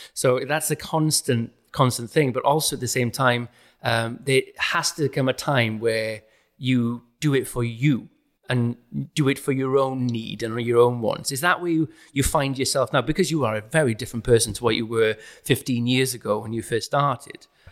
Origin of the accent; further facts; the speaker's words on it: South Wales, United Kingdom; moved away as an adult; now in London, United Kingdom; I'm from South Wales, a working class area, and now I'm in London.